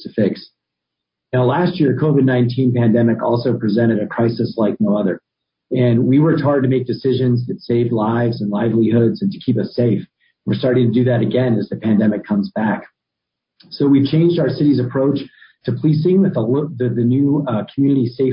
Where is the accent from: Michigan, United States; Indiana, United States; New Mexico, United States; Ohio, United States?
New Mexico, United States; Albuquerque; born and raised in Albuquerque